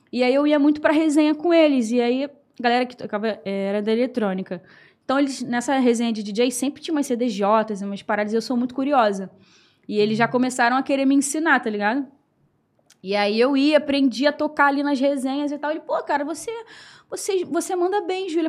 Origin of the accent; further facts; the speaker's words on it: Rio de Janeiro, Brazil; sou lá da Ilha do Governador, tenho 28 anos